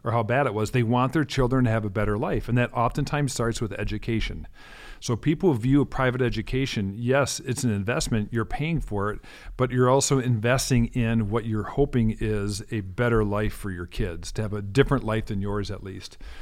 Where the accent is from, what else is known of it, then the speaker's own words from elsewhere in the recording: Minneapolis, Minnesota, United States; also born or lived in North Dakota / Denmark; I grew up in South Minneapolis, born and raised